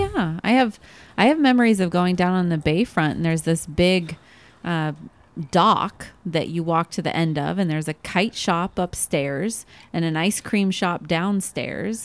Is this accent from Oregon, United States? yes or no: yes; Oregon, United States; now in Arizona, United States; I'm from Oregon